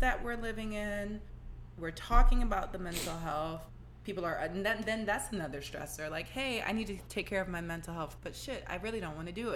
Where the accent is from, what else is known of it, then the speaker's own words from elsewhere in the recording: New York, United States; moved away; I'm from New York originally